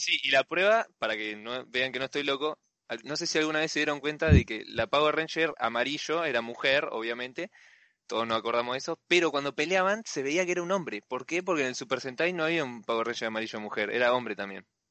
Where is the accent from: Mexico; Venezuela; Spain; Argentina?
Argentina; Bahía Blanca, Buenos Aires Province; soy de acá de Bahía Blanca